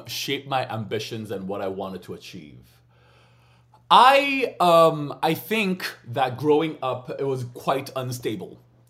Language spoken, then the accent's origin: English; United States; I'm American, you know. So we're loud.